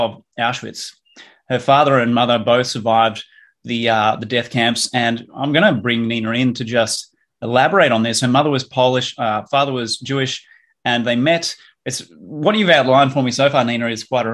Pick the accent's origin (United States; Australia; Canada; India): Australia; As an Australian